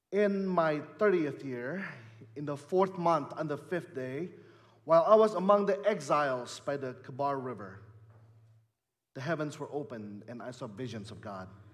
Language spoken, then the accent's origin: English; Indonesia; also born or lived in Bay Area, California, United States / Chicagoland, Illinois, United States; now in Holland, Michigan, United States; I, I grew up in Indonesia